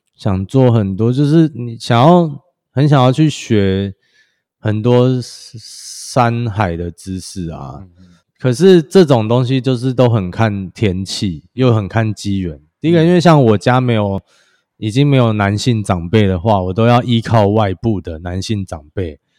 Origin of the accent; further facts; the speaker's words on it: Sanchong, New Taipei, Taiwan; moved away as an adult; now in Fengbin, Taiwan; 我是在台北长大